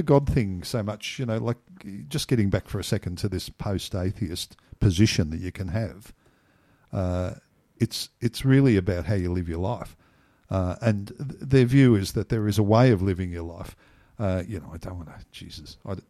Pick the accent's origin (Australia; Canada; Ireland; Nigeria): Australia; Griffith, New South Wales; born there; I was born in Griffith in 1951.